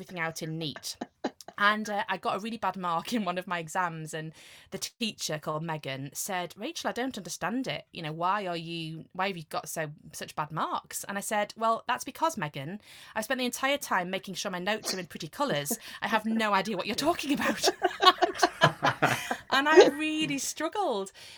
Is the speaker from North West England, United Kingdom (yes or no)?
no; Ashington, North East England, United Kingdom; also born or lived in Cambridge / Stockton-on-Tees; I was born in Ashington in the Northeast of England, a little mining town. And so the Northeast was home for me, really.